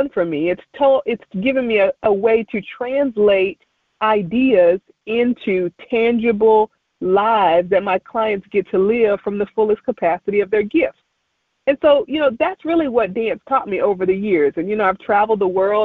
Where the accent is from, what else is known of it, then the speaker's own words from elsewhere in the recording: Kinston, North Carolina, United States; moved away; I would go back home to my hometown of Kinston, North Carolina